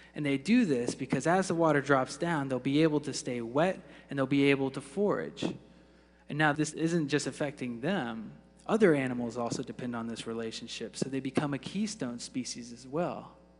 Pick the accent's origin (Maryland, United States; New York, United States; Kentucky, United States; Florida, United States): Florida, United States; growing up in the Sunshine State